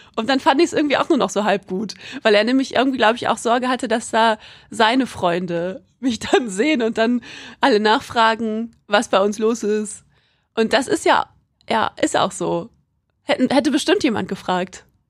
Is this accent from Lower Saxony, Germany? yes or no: yes; Quakenbrück, Lower Saxony, Germany; also ich komme aus Quakenbrück, das ist in Niedersachsen